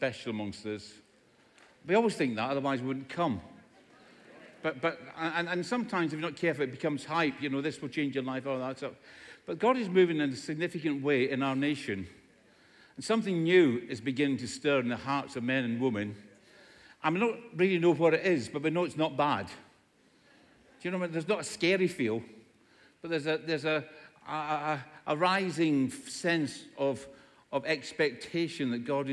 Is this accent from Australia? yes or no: no; Scotland, United Kingdom; In Scotland, where I come from, everybody speaks like this